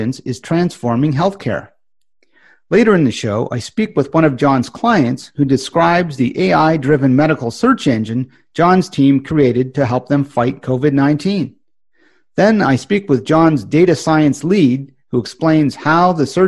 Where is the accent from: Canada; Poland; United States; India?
Canada; As a Canadian podcasting professional working from home